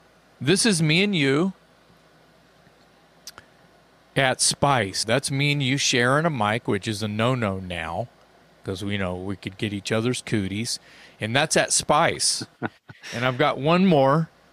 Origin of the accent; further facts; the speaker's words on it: Philadelphia, Pennsylvania, United States; Oh, well, I'm from Philly, but I moved out here